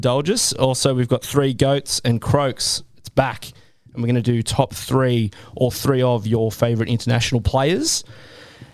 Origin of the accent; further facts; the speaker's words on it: Newcastle, New South Wales, Australia; also born or lived in Melbourne; we moved back to Newcastle from Melbourne when I was a young fella